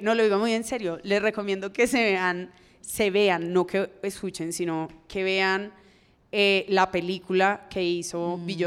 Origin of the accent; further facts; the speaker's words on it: Cali, Valle del Cauca, Colombia; como persona caleña que soy